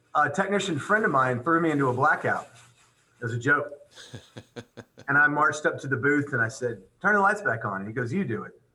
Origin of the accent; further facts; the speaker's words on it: Pasadena, Texas, United States; I'm I'm from Texas